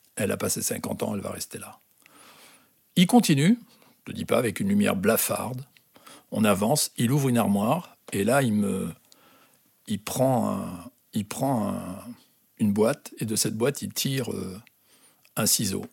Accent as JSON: {"language": "French", "country": "Algeria", "also_born_or_lived": "Toulouse", "moved": "yes", "lives_now": "France", "said": "je venais d'Algérie"}